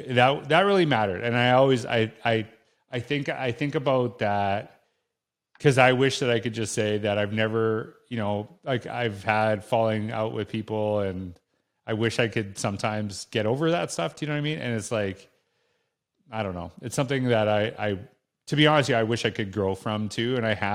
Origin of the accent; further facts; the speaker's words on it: Canada; Yeah, because, like, you know, being Canadian, I love teams, but also I'm Canadian